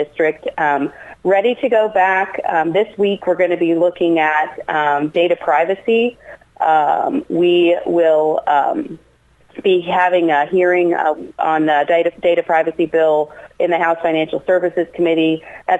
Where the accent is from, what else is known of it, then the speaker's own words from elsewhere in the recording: Scottsburg, Indiana, United States; my hometown